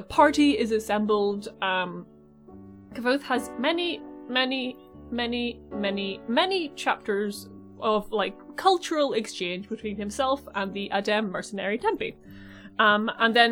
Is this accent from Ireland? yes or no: yes; Ireland; I'm Irish